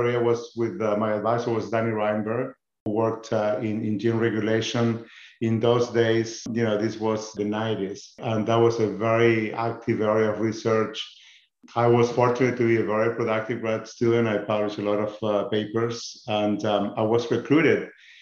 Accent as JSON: {"language": "English", "region": "northern Patagonia", "country": "Chile", "tie": "born or raised there", "moved": "as an adult", "lives_now": "United States", "said": "I grew up in a beautiful town in Chile, in the northern Patagonia"}